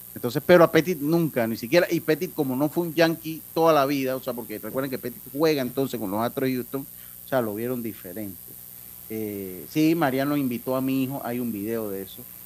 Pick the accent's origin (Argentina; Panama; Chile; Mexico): Panama; soy panameño